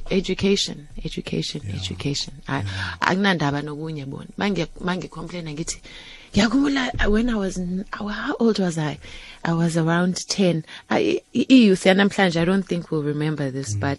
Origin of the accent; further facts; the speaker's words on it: Soweto, Gauteng, South Africa; ngakhula around the corner from u, u Azania